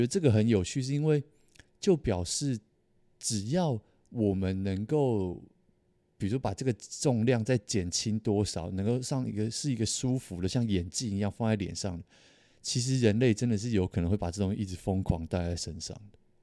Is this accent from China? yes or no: no; Taiwan; 我是台湾人